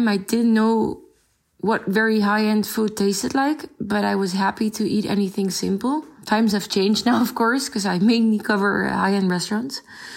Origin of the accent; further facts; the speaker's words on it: Netherlands; also born or lived in France; I grew up in the Netherlands, although I was born in France.